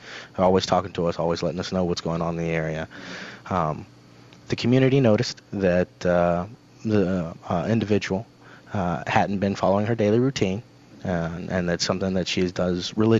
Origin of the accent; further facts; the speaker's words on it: Honduras; born there; Yes, sir, I was. I was born in Honduras.